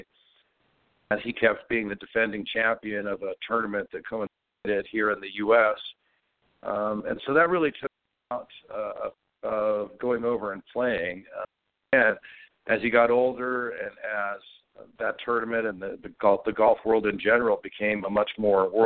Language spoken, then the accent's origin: English; West Coast, United States; also born or lived in Scotland; as an American from the West Coast